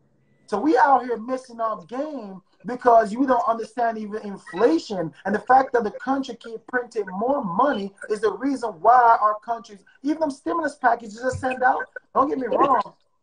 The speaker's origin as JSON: {"language": "English", "country": "Jamaica", "lives_now": "United States", "said": "my mom came here. We came from Jamaica, right? And we didn't have much."}